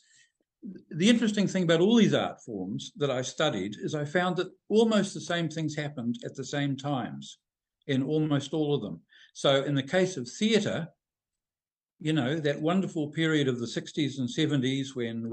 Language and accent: English; New Zealand; when I was growing up in New Zealand